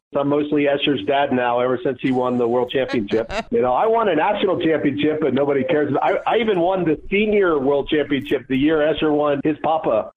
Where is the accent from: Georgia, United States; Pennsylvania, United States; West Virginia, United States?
Georgia, United States; Atlanta; I grew up in Atlanta